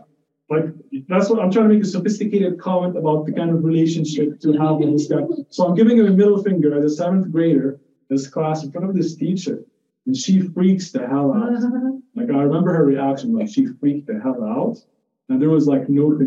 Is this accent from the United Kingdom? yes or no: no; Jordan; moved away; I'm Palestinian, but I grew up in Jordan